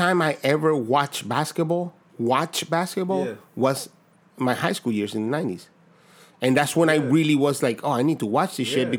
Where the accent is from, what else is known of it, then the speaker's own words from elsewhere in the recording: Dominican Republic; my neighborhood, I'm from San Lazaro, bro.